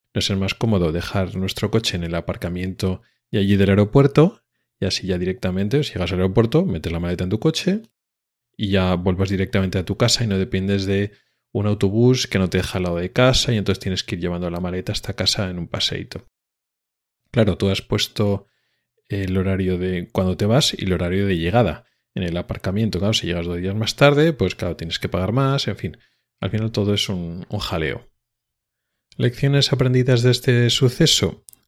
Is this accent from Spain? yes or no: yes; Spain; now in Sweden